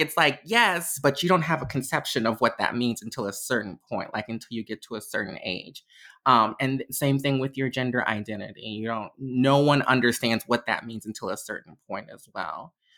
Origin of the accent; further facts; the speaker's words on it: Chicago, Illinois, United States; I am from Chicago, Illinois, um, born and raised my entire life